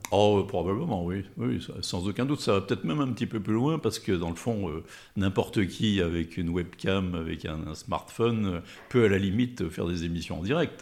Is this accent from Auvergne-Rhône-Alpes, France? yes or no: yes; Thonon-les-Bains, Auvergne-Rhône-Alpes, France; also born or lived in Lyon; je suis né à Tonon, euh, alors en plein centre de la Grande Rue, donc je ne peux pas être plus tononné